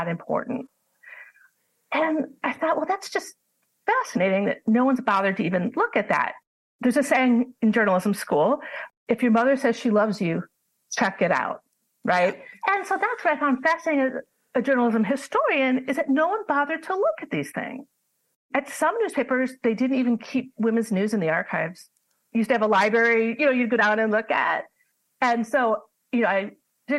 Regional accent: Milwaukee, Wisconsin, United States; I'm from Milwaukee, Wisconsin.

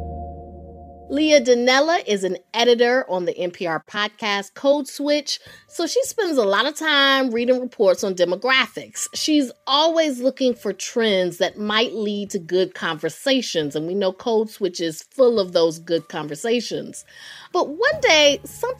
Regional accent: Durham, North Carolina, United States; I'm from the South, raised in Durham, North Carolina

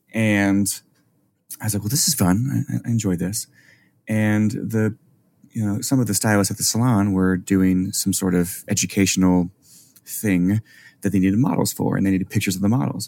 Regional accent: Arkansas, United States; moved away as an adult; also born or lived in Chicago; I grew up in Arkansas. I went to university in Arkansas

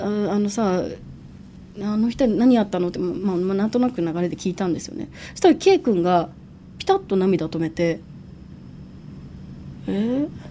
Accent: Ishikawa, Japan; 石川県出身

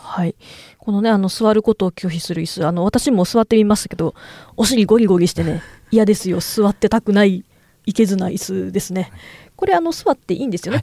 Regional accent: Kyoto, Japan; 私はちょっと京都が地元なんで

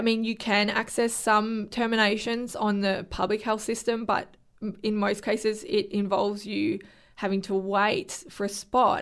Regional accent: Victoria, Australia; I'm from Victoria

